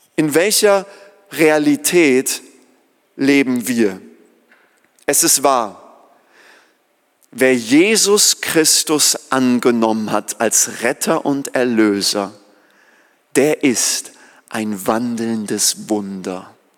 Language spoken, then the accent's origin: German; Germany; wir als Deutsche